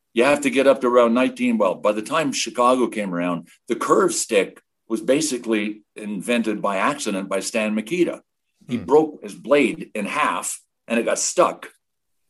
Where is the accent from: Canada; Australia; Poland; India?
Canada; Quebec; I grew up in Quebec